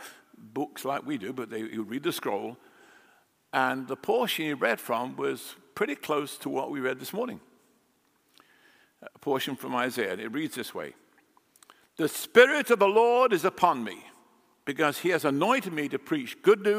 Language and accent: English; England, United Kingdom; moved away as an adult; now in United States; I grew up in England